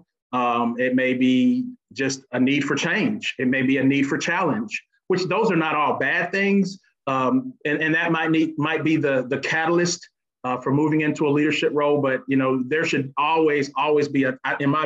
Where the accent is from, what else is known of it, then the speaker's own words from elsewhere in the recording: Panama City, Florida, United States; now in Alabama, United States; I'm actually originally from Florida. Panama City is actually my home. So I'm not a native of Alabama, but I've been there long enough to call Alabama my home now